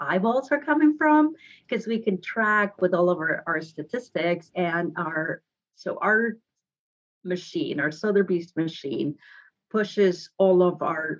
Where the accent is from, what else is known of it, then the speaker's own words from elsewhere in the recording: Guadalajara, Jalisco, Mexico; English is a second language; moved away as an adult; now in Redondo Beach, United States; I grew up in Mexico, original from Guadalajara